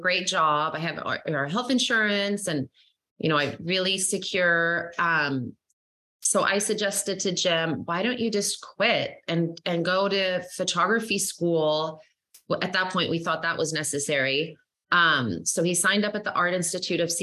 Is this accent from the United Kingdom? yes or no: no; Sweden; moved away; I'm actually from Sweden originally, and that's where my parents were educated